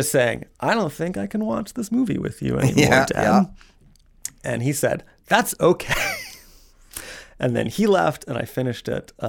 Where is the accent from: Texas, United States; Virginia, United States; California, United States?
Virginia, United States; Alexandria; I feel like I grew up in Alexandria, Virginia